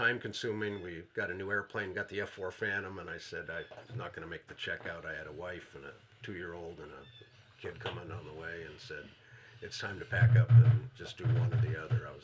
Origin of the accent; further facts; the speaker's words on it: Portland, Oregon, United States; moved away as an adult; now in Canton, Michigan, United States; I'm from Oregon. Okay. I grew up in Portland